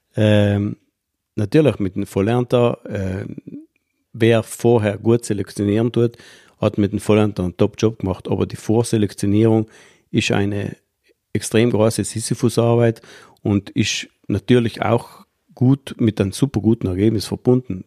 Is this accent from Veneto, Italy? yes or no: no; South Tyrol, Trentino-Alto Adige, Italy